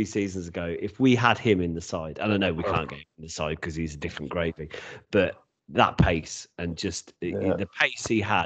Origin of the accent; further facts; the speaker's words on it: England, United Kingdom; as an Englishman